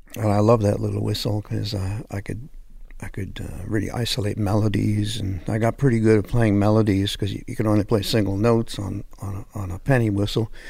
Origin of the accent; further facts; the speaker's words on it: Hamilton, Ontario, Canada; moved away as an adult; also born or lived in Los Angeles; I'm French-Canadian, but I grew up in Hamilton, which is near Toronto